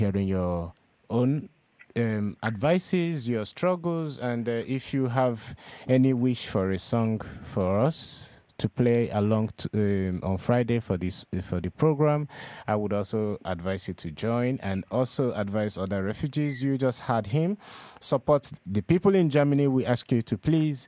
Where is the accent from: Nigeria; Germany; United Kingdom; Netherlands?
Nigeria; moved away as an adult; also born or lived in Europe; now in Denmark; I'm a Nigerian, and throughout my 10 years of being in Europe now